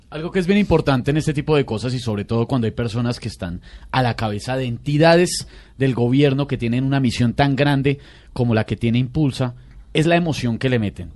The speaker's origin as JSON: {"language": "Spanish", "region": "Bogotá", "country": "Colombia", "said": "soy bogotano"}